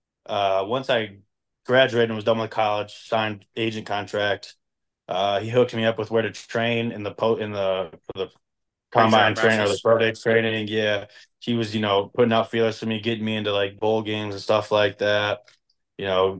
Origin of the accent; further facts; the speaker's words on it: United States; moved away as an adult; now in Calgary, Canada; I'm born and raised and lived my whole life in America